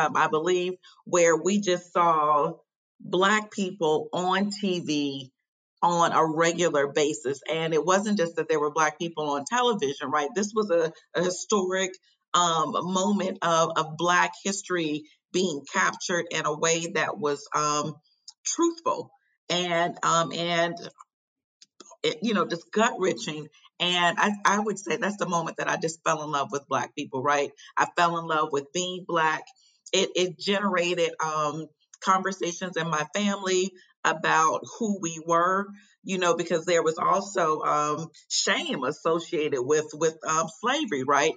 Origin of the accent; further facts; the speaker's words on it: Chicago, Illinois, United States; now in Raleigh, United States; I currently live in Raleigh, North Carolina, but I'm originally from Chicago, Illinois, born and raised on South Side